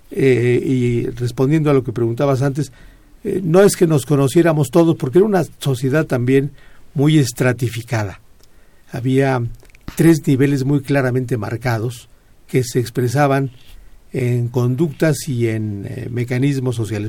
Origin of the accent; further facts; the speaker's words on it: Pachuca, Hidalgo, Mexico; also born or lived in Mineral del Monte; yo crecí en Pachuca, yo nací